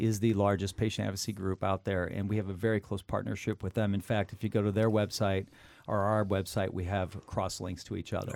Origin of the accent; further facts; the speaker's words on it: Midwest, United States; having grown up in the Midwest, the center of the United States